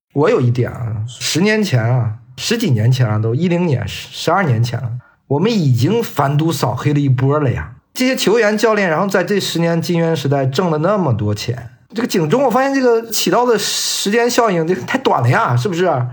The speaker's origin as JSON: {"language": "Chinese", "country": "China", "said": "我们中国人嘛，反正就是贪生怕死爱发财嘛"}